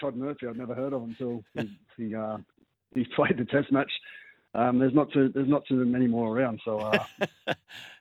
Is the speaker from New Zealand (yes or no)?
yes; New Zealand; As Kiwis and as a Kiwi team